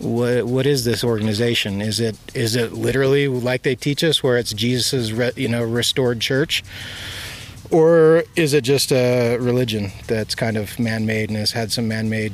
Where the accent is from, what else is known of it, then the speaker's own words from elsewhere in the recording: Wisconsin, United States; moved away; also born or lived in Utah; I grew up in Wisconsin